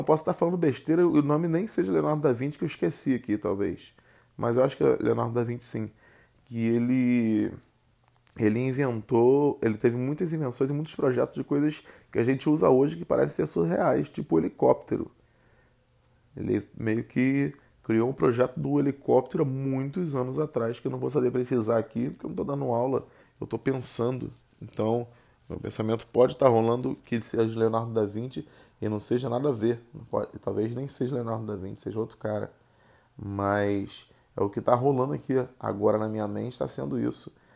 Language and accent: Portuguese; Rio de Janeiro, Brazil; accent: carioca; eu não escolhi ter o sotaque carioca. Eu simplesmente tenho um sotaque carioca.